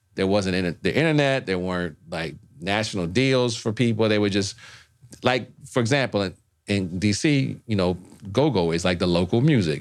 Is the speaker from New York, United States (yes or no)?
no; New Orleans, Louisiana, United States; moved away; I'm from New Orleans.